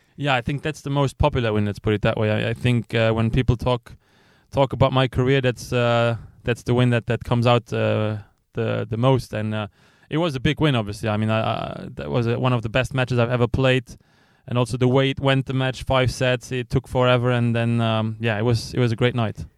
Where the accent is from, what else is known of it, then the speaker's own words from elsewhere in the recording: Luxembourg; I was coming from Luxembourg